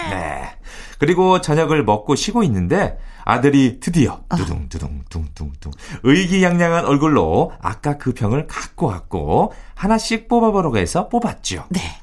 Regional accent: Yesan, South Chungcheong, South Korea; moved away; 제 고향 어, 예산 그 동네에도

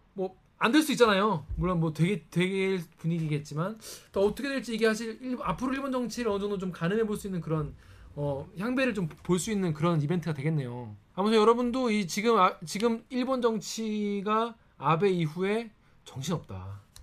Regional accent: South Korea; 저는 한국 사람이니까

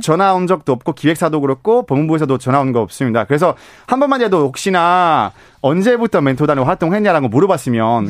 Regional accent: Belgium; Korean is a second language; now in South Korea; 저는 벨기에 사람이다

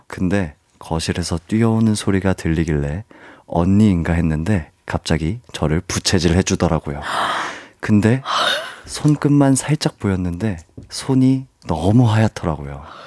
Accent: Jeju, South Korea; moved away; 제 고향을 다녀왔어요

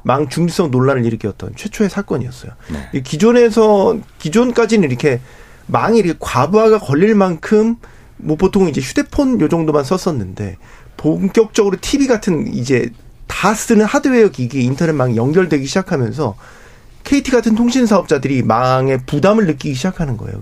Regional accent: South Korea; 저는 한국 사람이니까

